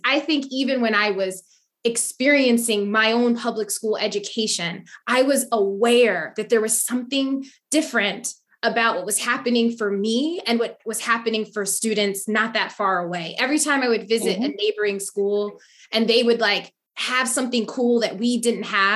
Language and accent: English; Waterbury, Connecticut, United States; Waterbury, Connecticut.